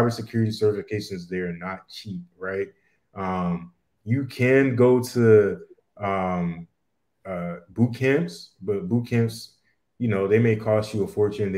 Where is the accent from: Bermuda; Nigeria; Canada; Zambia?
Bermuda; my family, we're all from Bermuda